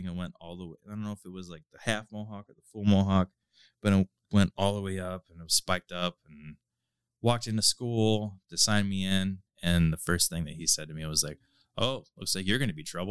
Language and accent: English; Lorain, Ohio, United States; also born or lived in Firelands School District, Ohio; for a majority of my life, I grew up in South Lorain